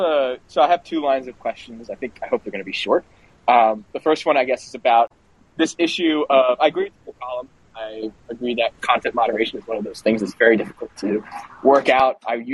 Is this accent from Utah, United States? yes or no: no; Florida, United States; I'm from Florida.